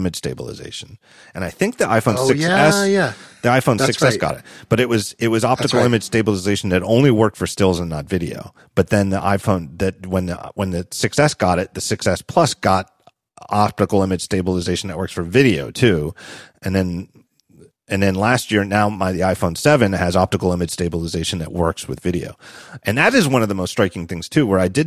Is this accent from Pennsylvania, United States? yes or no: yes; Philadelphia, Pennsylvania, United States; as a Philadelphian